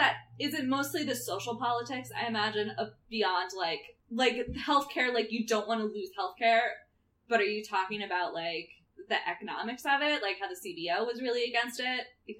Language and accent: English; United States; I grew up an hour outside of New York City